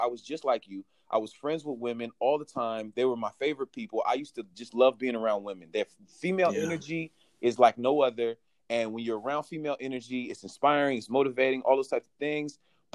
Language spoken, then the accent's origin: English; San Francisco, California, United States; I'm from San Francisco. You know, growing up in San Francisco, you know, everybody was accepted